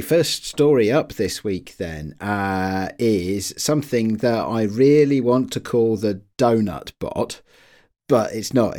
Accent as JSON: {"language": "English", "country": "United Kingdom", "said": "I'm British."}